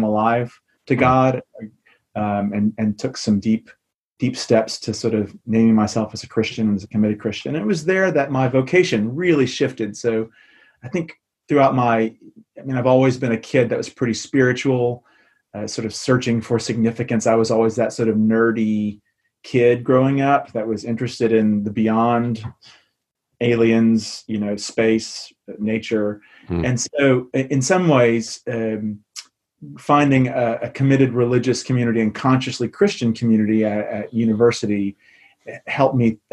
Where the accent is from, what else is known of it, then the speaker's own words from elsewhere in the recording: Memphis, Tennessee, United States; moved away as an adult; also born or lived in Chicago / England; now in London, United Kingdom; I'm from Memphis, so I'm a son of the Deep South